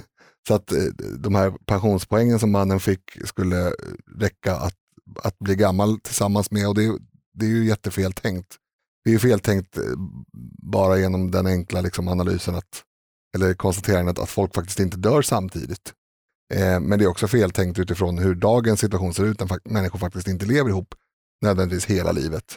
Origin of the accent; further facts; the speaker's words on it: Stockholm, Stockholm County, Sweden; jag är uppväxt på Reimersholme där det är väldigt hög grad av social kontroll